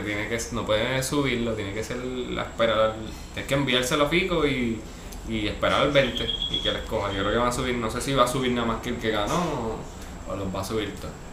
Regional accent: Ponce, Puerto Rico; moved away as an adult; also born or lived in Río Piedras, San Juan; now in San Juan, Puerto Rico; Ponce toda mi vida y ahora pues soy sanjuanero.

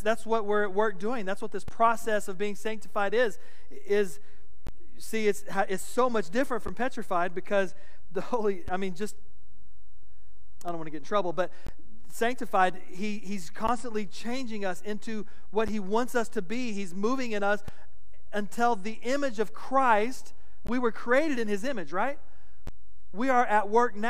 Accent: West Texas, United States; growing up in West Texas

